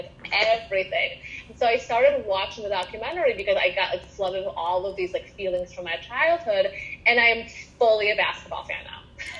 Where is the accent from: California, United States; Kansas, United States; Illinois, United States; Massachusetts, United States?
Illinois, United States; Chicago; also born or lived in Soviet Union; I moved to Chicago from the Soviet Union in 1998.